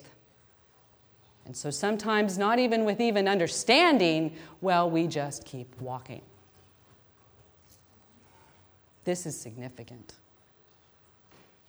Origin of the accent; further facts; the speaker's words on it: Wichita, Kansas, United States; I grew up in a Roman Catholic family. We had a home in Wichita, Kansas